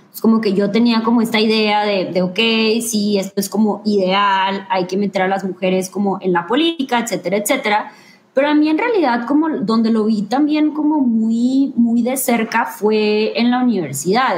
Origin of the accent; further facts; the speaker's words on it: Ciudad Victoria, Tamaulipas, Mexico; moved away as an adult; now in Monterrey, Mexico; el lugar en donde yo viví y el lugar donde yo nací, eh, que es el norte de México y en donde yo me crié